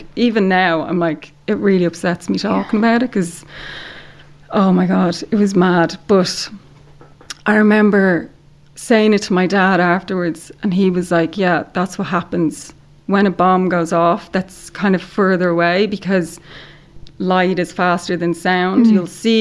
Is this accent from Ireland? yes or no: yes; Ireland; I'm Irish